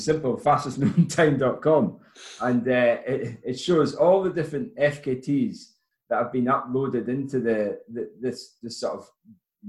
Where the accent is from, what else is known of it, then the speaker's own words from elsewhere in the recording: Forres, Scotland, United Kingdom; my hometown of Forest Tom